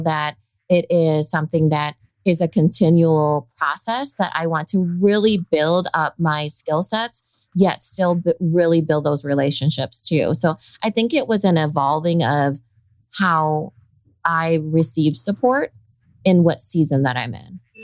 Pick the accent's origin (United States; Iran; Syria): United States; Iowa; accent: Valley girl; I sound like a Valley girl too. And I'm from Iowa